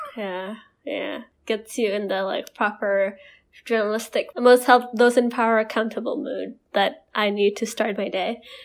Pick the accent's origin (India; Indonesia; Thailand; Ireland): Indonesia; moved away as an adult; growing up, and we were, come from a place where, um, our parents and our school geared us to go to school in Western countries.